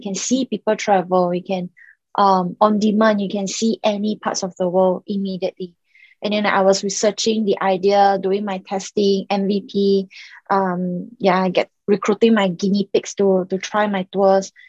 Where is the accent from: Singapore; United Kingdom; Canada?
Singapore; also born or lived in Macau; I was actually born in Macau and I grew up in Singapore